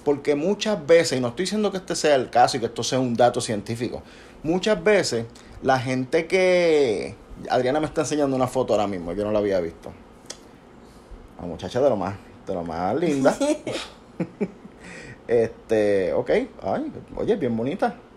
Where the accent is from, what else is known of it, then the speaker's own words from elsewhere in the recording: Puerto Rico; nosotros somos puertorriqueños, nosotros hablamos como hablamos